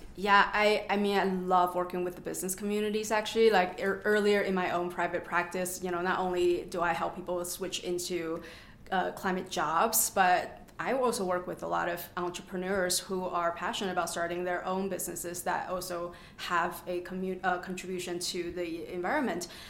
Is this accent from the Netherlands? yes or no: no; Canada; moved away as an adult; now in Avon, United States; I'm from Canada and study at the University of Toronto